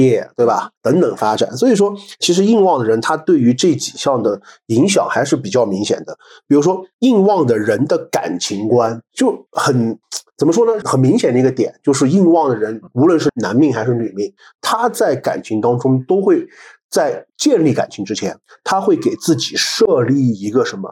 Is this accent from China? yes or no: yes; China; 我们中国人